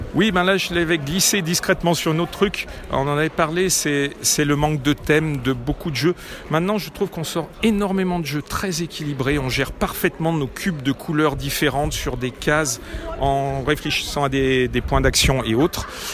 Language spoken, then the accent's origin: French; Lyon, Auvergne-Rhône-Alpes, France; now in Neuville-sur-Saône, France; je suis lyonnais